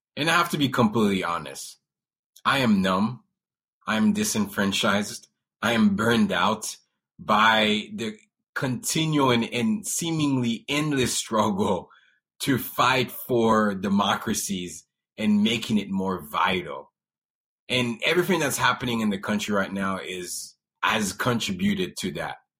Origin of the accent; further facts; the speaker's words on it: Haiti; moved away; I'm from Haiti originally